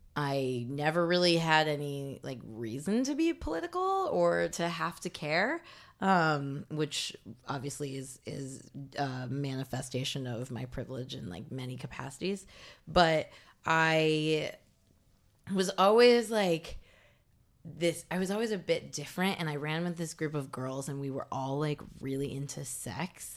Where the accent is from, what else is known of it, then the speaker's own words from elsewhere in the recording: Bloomington, Indiana, United States; moved away as an adult; also born or lived in Los Angeles; now in New York, United States; I grew up in Bloomington, Indiana, which is a college town.